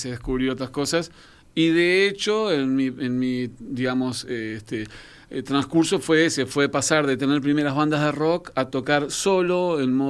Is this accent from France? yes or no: yes; France; born there; Yo nací en Francia y por ende, si bien soy hijo de uruguayos, eh, mi, marco musical primario fue un poco en Francia, los primeros años de mi vida.